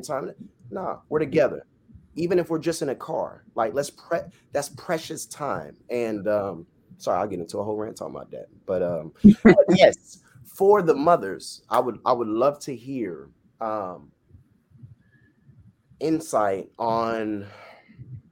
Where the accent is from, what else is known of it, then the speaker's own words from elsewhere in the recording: Florida, United States; I'm Jamaican by blood, Floridian by birth, and Jamaican parents